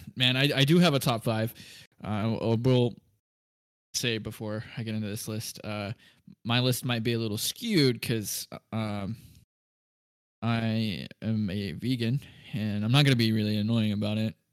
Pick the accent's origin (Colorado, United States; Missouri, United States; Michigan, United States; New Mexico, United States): Missouri, United States; Kansas City; we're from the Kansas City area, so we cheer on uh, Kansas City Chiefs